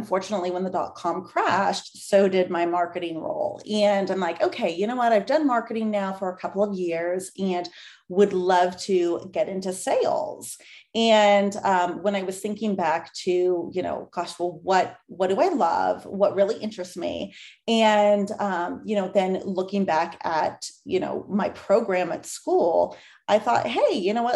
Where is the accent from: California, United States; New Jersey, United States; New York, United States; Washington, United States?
California, United States; San Francisco Bay Area; I'm from the San Francisco Bay Area, born and raised.